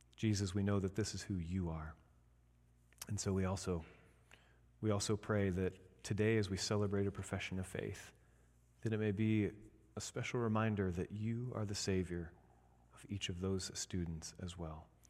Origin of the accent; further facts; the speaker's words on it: Indiana, United States; now in Michigan, United States; I'm from Indiana